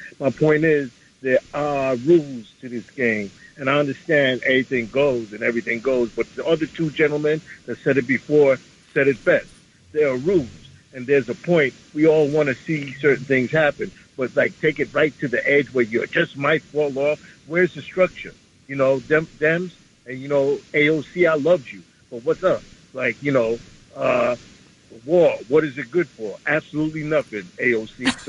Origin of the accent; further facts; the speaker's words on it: New York City, New York, United States; from the Bronx.